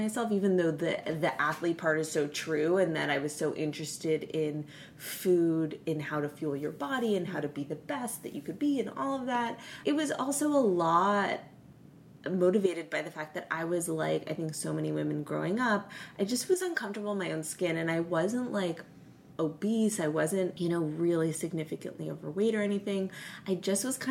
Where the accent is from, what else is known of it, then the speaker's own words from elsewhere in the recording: San Francisco, California, United States; moved away as an adult; now in Los Angeles, United States; I'm from San Francisco originally.